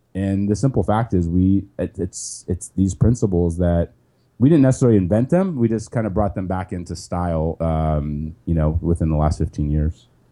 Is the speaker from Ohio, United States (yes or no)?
yes; Ohio, United States; also born or lived in Cleveland; I grew up in Ohio, which is a great place to grow up